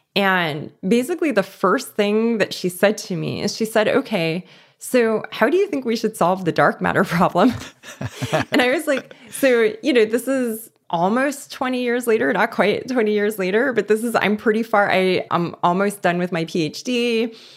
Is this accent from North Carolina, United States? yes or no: no; Los Angeles, California, United States; I grew up in East Los Angeles